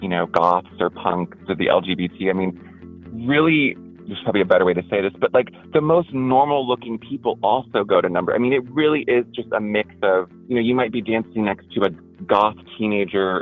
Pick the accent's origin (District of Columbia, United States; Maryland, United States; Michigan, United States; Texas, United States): Texas, United States; Houston; growing up in Houston